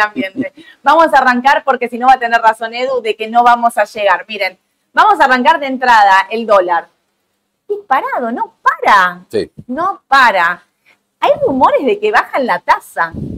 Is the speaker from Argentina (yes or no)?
yes; Argentina